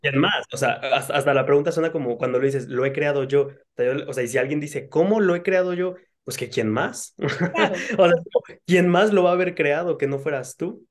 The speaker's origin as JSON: {"language": "Spanish", "town": "Cancún", "region": "Quintana Roo", "country": "Mexico", "moved": "yes", "said": "a Cancún, que es donde, de donde yo soy"}